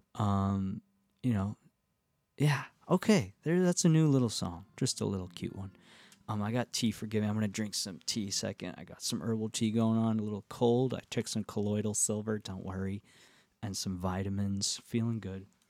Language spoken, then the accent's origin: English; the Catskills, New York, United States; now in Nashville, United States; the Catskills uh, to the farm where I grew up